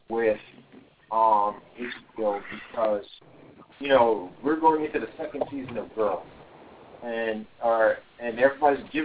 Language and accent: English; New York City, New York, United States; in a New York City that I certainly never lived in, and I was born in Brooklyn